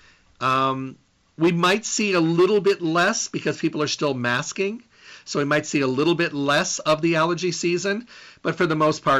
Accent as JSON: {"language": "English", "region": "Midwest", "country": "United States", "tie": "born or raised there", "also_born_or_lived": "West Coast / the desert", "moved": "yes", "said": "I grew up in the Midwest"}